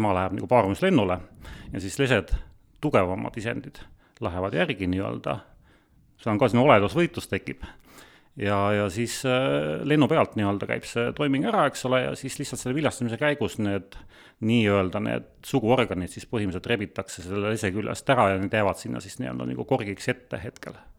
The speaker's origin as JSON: {"language": "Estonian", "town": "Sangaste", "region": "Valga County", "country": "Estonia", "tie": "born or raised there", "said": "ma olen tegelikult Sangasest pärit"}